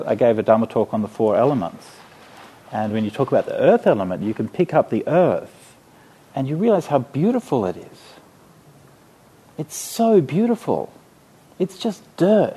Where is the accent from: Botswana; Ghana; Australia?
Australia; I was from Australia